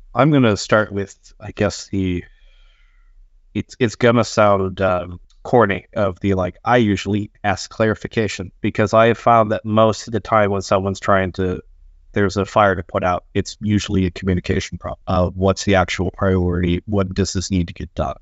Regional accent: United States; moved away as an adult; now in Sweden; I am a game designer here in Sweden. Uh, I am an American expat

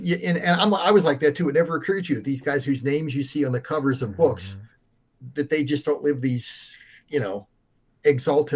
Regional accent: Pittsburgh, Pennsylvania, United States; moved away as an adult; now in Laurel, United States; I was born outside of Pittsburgh and lived there till I left for the Army.

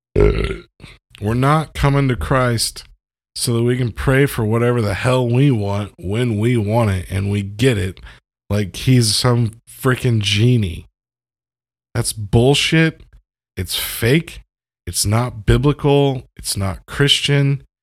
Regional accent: United States; as an American

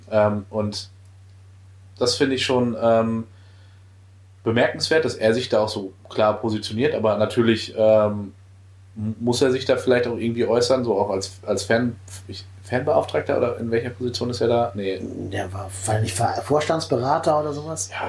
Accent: Dortmund, North Rhine-Westphalia, Germany; da muss ich selbst als Dortmunder sagen, das war wirklich eine beeindruckende, äh, ähm, beeindruckender Werbespot

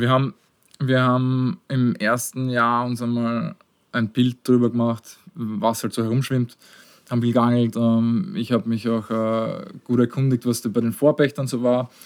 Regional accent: Austria; ich bin auch außerhalb von Wien aufgewachsen.

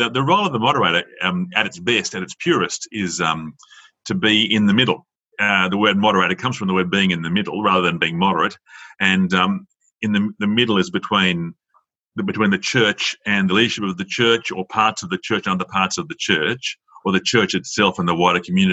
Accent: Sydney, New South Wales, Australia; moved away as an adult; also born or lived in Dubbo / Queanbeyan; now in Tamworth, Australia; My background is growing up in Sydney, and spent all my life there until like my first placement, which was in Dubbo.

